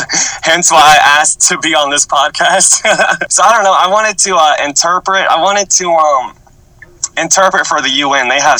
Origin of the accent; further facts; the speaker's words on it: Murfreesboro, Tennessee, United States; also born or lived in Antioch, Tennessee; Okay, so do you know Murfreesboro? I do, yeah. Yeah, that's kind of where I grew up